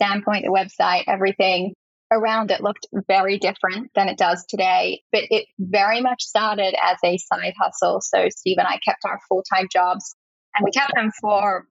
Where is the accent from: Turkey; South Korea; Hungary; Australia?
Australia; moved away as an adult; now in Brooklyn, New York, United States; My diet had quite drastically changed from what I ate growing up in Australia to my 4 years of college in America